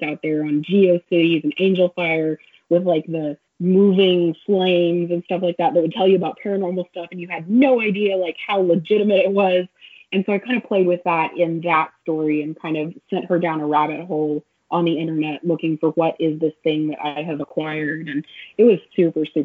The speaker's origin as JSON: {"language": "English", "region": "Oklahoma", "country": "United States", "tie": "born or raised there"}